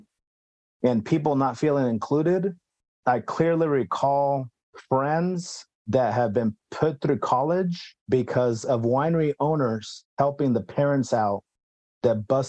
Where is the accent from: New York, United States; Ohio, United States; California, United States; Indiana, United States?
California, United States; St. Helena; moved away as an adult; now in Oregon, United States; my hometown of St. Helena, of Santa Elena